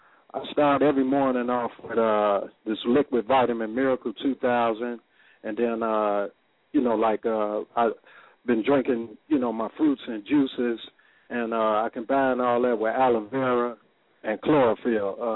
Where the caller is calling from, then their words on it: Atlanta, Georgia, United States; I'm calling from Atlanta.